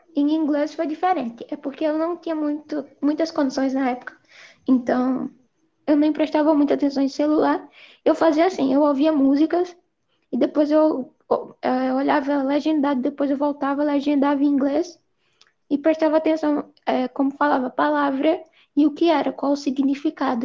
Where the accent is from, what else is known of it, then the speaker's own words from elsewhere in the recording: Recife, Pernambuco, Brazil; eu sou de Recife, Pernambuco